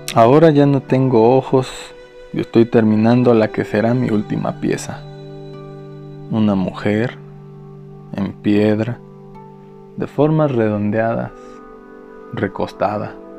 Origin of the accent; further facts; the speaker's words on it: Guanajuato, Mexico; moved away; also born or lived in Mexico City; Regresé a Guanajuato luego de jubilarme en la Secretaría de Educación Pública